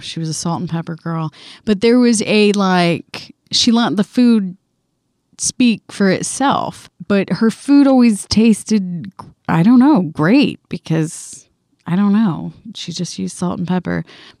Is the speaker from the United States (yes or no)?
yes; the South, United States; We were a big grits family. I don't know. We're from the South, obviously. We ate a lot of grits.